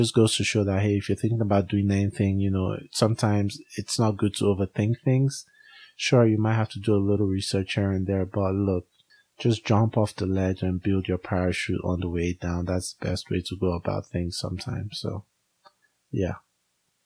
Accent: Nigeria; now in United States; We are both Africans. I'm Nigerian

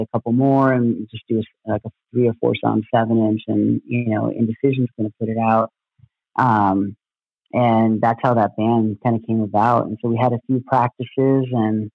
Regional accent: San Diego, California, United States; moved away as an adult; now in Seattle, United States; I'm born and raised in San Diego

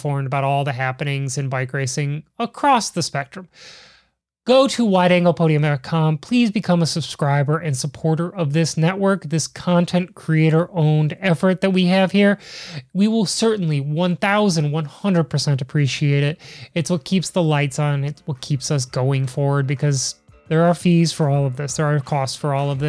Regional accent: Chicago, Illinois, United States; I'm from Chicago

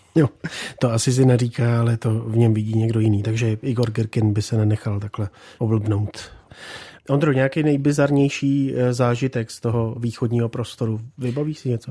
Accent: Czechia; my jsme taky Češi

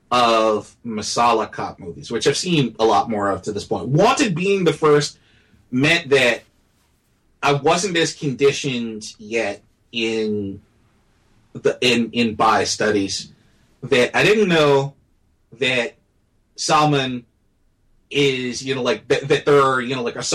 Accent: United States; as an American

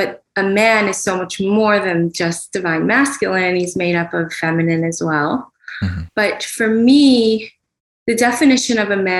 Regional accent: New York City, New York, United States; growing up in New York City

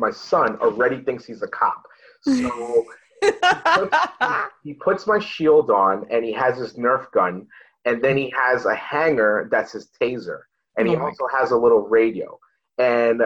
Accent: New York City, New York, United States; moved away as an adult; now in Miami, United States; I started off in Brooklyn, where I'm born and raised, as you can hear in my accent

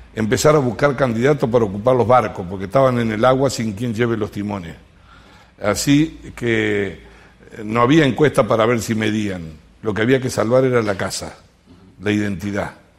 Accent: Lucas González, Entre Ríos, Argentina; now in Córdoba, Argentina; Se llama Lucas González, al lado de Nogoyá

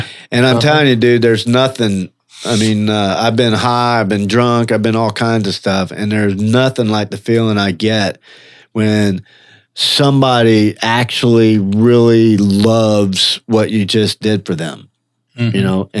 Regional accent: Orlando, Florida, United States; I do my testimony in prison sometimes and I say, yeah, I'm a drunk from Orlando.

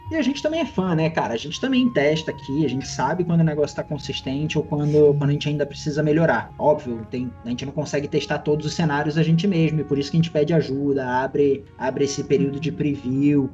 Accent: Brazil; a gente, como brasileiro

